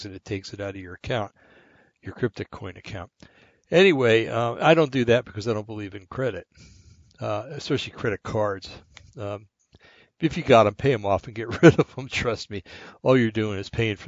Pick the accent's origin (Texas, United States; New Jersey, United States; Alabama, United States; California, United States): New Jersey, United States; I come from New Jersey